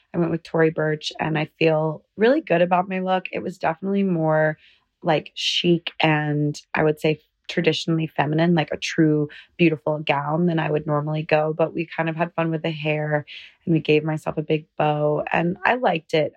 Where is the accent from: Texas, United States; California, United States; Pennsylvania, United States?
California, United States; Southern; we're both from Southern California.